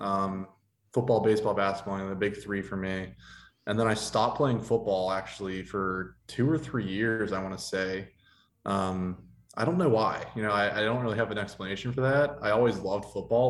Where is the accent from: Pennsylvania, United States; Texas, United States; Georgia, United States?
Pennsylvania, United States; Ligonier; also born or lived in Pittsburgh, Pennsylvania; I grew up in Ligonier, Pennsylvania